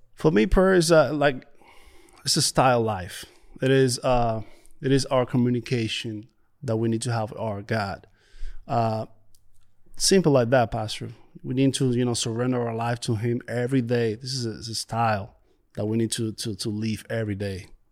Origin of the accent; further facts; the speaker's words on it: Dominican Republic; moved away; I came from Dominican Republic, and, uh, it's a beautiful place, beautiful beaches.